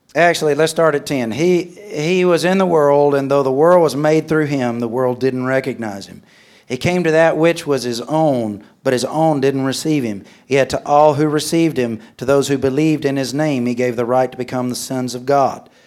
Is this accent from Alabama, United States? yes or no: yes; Alabama, United States; moved away as an adult; also born or lived in Mexico; I'm from Alabama.